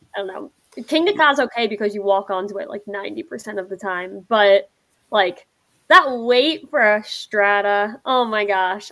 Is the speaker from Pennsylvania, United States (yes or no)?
yes; Pennsylvania, United States; moved away; I'm from Pennsylvania, of course.